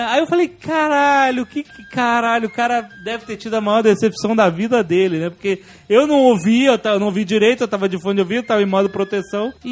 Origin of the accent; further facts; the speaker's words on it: Rio de Janeiro, Brazil; eu sou do Rio